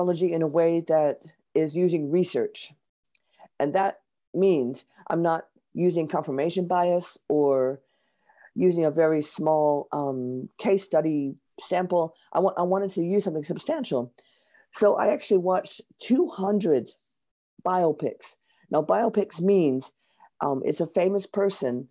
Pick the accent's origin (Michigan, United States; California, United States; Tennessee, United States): Michigan, United States; near Detroit; moved away as an adult; now in London, United Kingdom; I was born near Detroit, Michigan, and I now live in London. I've lived here in London for 30 years.